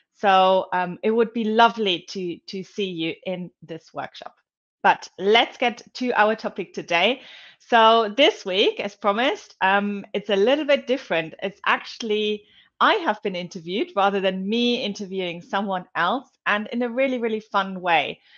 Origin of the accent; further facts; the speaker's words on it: Germany; moved away; I was growing up in Germany